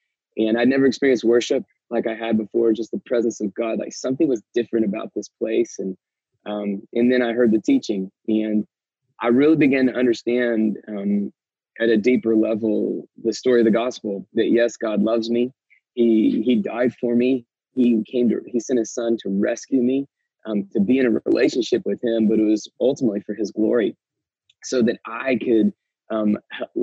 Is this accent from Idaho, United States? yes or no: no; Marietta, Georgia, United States; I grew up here in Atlanta, outside Atlanta in the suburbs, Marietta, just kind of north of town.